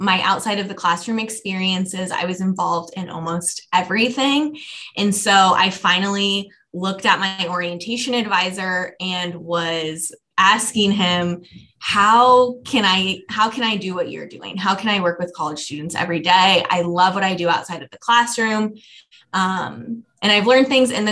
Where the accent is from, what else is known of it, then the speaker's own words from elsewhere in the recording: Lee's Summit, Missouri, United States; also born or lived in Omaha, Nebraska; I'm also from Kansas City. This is my hometown. I grew up in Lee Summit and currently live there as well